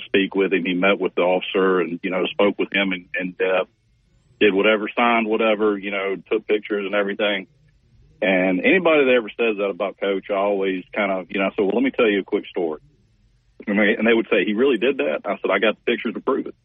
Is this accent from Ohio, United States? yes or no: no; Mobile, Alabama, United States; now in Auburn, United States; born and raised in Mobile